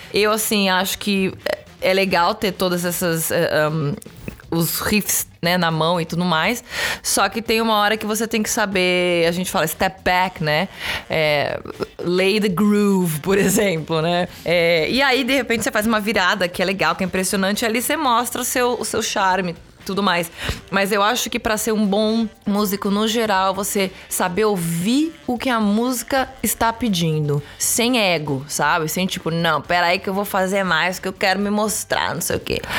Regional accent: São Paulo, Brazil; moved away as an adult; now in Los Angeles, United States; Sou de São Paulo, capital.

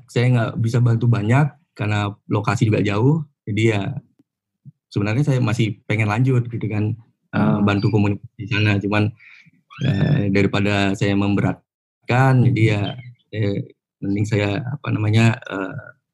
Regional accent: Pekanbaru, Riau, Indonesia; also born or lived in Dumai; Ya saya lahir dan besar di Sumatera uh, Riau, tepatnya di Kota Pekanbaru dan uh, Dumai. Dulu saya sekolahnya di SMK Negeri 2 Dumai, jurusan Teknik Elektro.

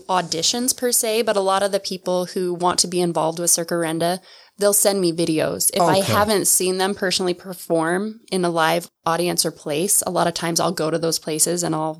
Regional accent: Lander, Wyoming, United States; moved away as an adult; I grew up in Wyoming.

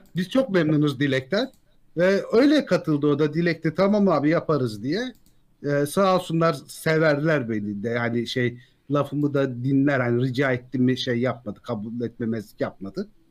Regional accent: Ankara, Turkey; moved away as an adult; now in Antalya, Turkey; Ankaralıyım ben

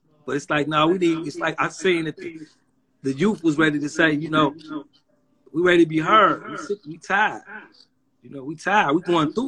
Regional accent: Chicago, Illinois, United States; I'm from Chicago, in the city of Chicago

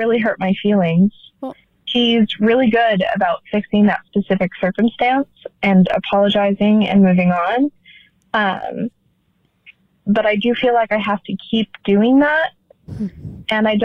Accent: Utah, United States; I am 25 and from Utah.

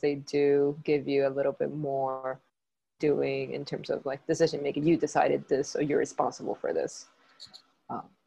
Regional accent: Puerto Rico; I am from Puerto Rico, and I've lived and studied and worked in Puerto Rico my whole life.

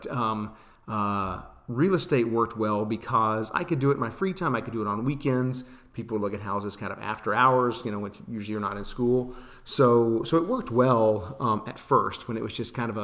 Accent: Austin, Texas, United States; also born or lived in Los Angeles; my hometown and what we have here

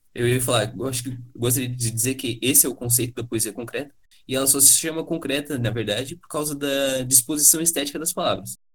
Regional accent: Brazil; enquanto brasileiros que ouvem música

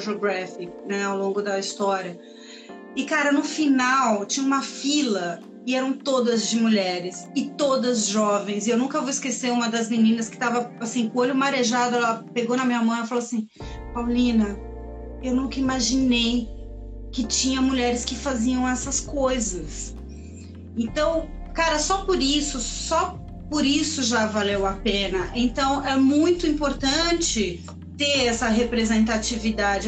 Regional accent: Chile; now in São Paulo, Brazil; Sou chilena, mas uma Tilo paulistana

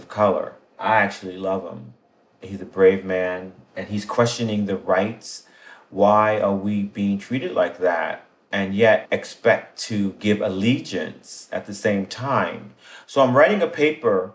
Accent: New York City, New York, United States; I was born in Brownsville, Brooklyn, 1960

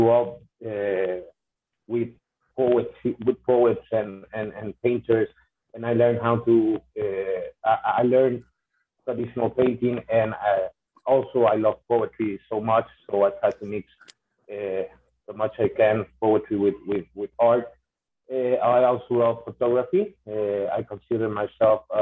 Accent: Honduras; I am from Honduras, Central America.

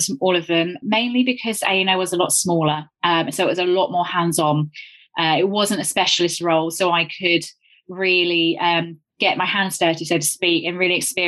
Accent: Devon, South West England, United Kingdom; moved away as an adult; also born or lived in London; I grew up in Devon and then moved up to London to go to uni to study chemistry

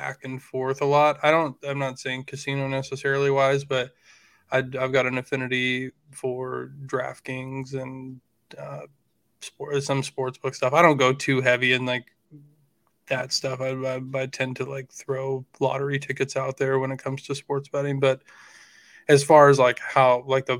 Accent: Washington, United States; I grew up in Washington State

